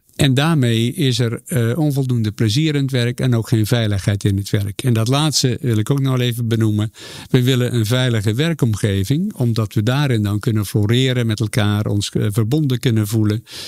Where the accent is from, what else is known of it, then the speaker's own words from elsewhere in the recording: Zeeland, Netherlands; moved away; waar ik vandaan kom, een klein dorpje in Zeeland